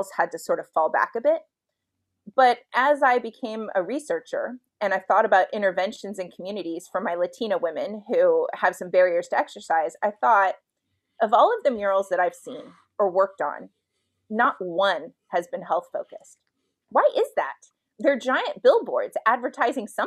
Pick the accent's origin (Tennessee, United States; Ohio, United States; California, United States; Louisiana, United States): California, United States; Los Angeles; where I'm from, I grew up in Highland Park in Los Angeles